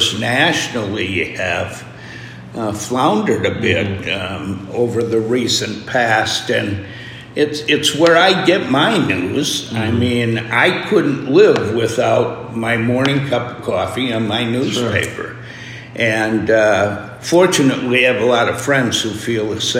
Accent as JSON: {"language": "English", "town": "Alma", "region": "Wisconsin", "country": "United States", "tie": "born or raised there", "moved": "yes", "lives_now": "Winona, United States", "said": "I grew up in Elma, and I had the north side of town"}